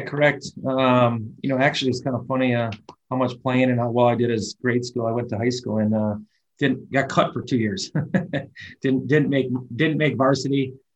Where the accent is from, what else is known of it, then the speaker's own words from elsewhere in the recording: Milwaukee, Wisconsin, United States; moved away as an adult; now in Charlotte, United States; I grew up in Milwaukee, Milwaukee, Wisconsin.